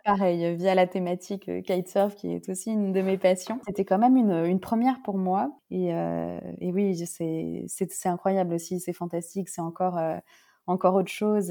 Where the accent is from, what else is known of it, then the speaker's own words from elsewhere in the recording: Paris, Île-de-France, France; j'ai grandi à Paris